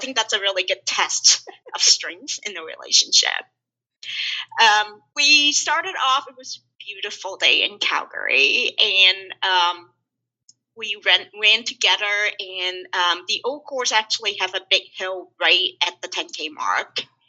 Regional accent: Houston, Texas, United States; even though I grew up in Houston and have a lot of friends

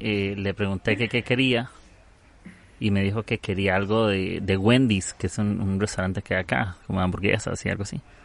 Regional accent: Costa Rica; de Costa Rica

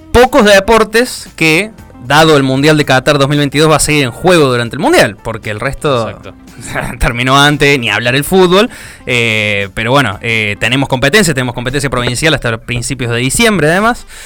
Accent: Villa Mercedes, San Luis, Argentina; now in Río Cuarto, Argentina; yo soy de Villa Mercedes, provincia de San Luis.

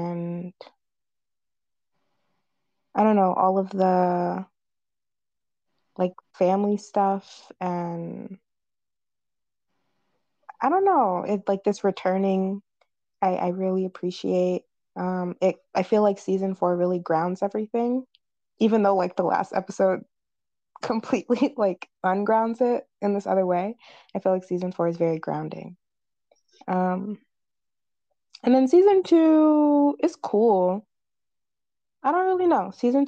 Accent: Florida, United States; I'm from Florida

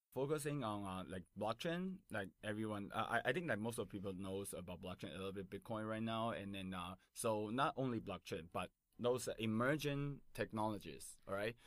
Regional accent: Taipei, Taiwan; English is a second language; I born and raised in Taipei in Taiwan

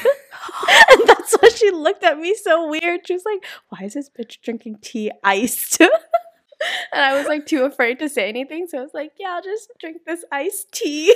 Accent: United States; moved away as an adult; now in South Korea; I'm from America, but I am Chinese

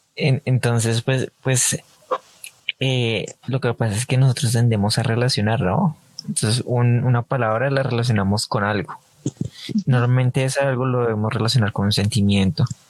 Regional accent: Colombia; nuestro dialecto colombiano, porque pues acá en Colombia

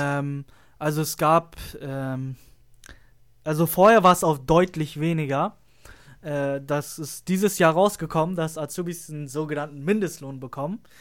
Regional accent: Lüneburg, Lower Saxony, Germany; ich komme aus Lüneburg, das heißt, ich fahre immer anderthalb Stunden zur Schule

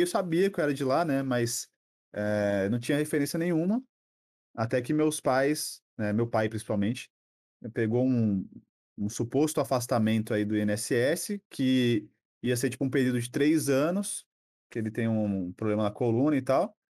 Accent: São Paulo, Brazil; also born or lived in Pernambuco; eu nasci lá, só que assim, eu não, eu não, não criei identificação, porque eu vim para cá muito cedo, né? Meus pais, a gente veio para cá, só, eu tinha uns dois, três anos

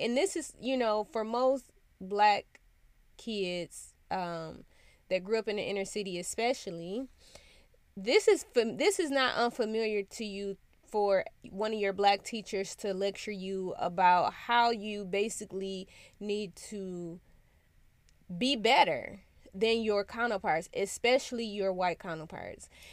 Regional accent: United States; a black child growing up in America

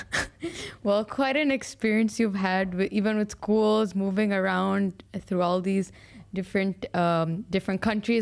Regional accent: Al Ain, Abu Dhabi, United Arab Emirates; I was born and raised in Alain.

